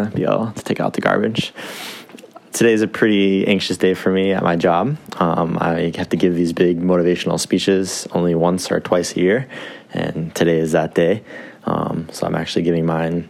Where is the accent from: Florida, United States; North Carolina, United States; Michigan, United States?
Michigan, United States; moved away as an adult; now in Japan; I'm from Michigan originally